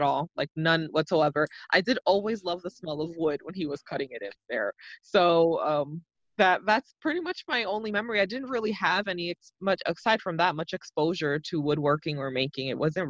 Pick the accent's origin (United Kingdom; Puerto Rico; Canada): Puerto Rico; born there; So where I grew up is always like, it's like a complicated question. People ask me, where are you from? So I was actually, my parents are from the Dominican Republic. My mom flew over to Puerto Rico so I could be born